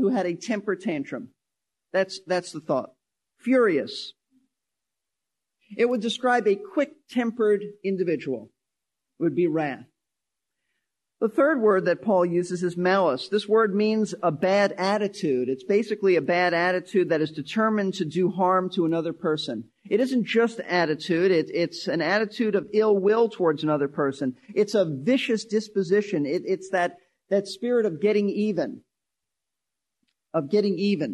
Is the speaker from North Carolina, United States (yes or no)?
no; New York City, New York, United States; I was raised in Brooklyn, New York.